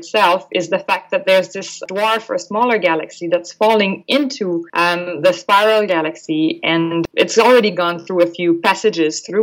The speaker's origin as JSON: {"language": "English", "region": "Quebec", "country": "Canada", "tie": "born or raised there", "first_language": "French", "second_language": "English", "moved": "as an adult", "lives_now": "Australia", "said": "I'm actually from the Francophone part of Canada, so the East Coast, Quebec province to be precise"}